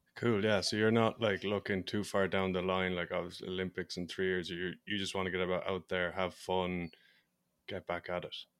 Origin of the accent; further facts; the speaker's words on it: Ireland; I'm from Ireland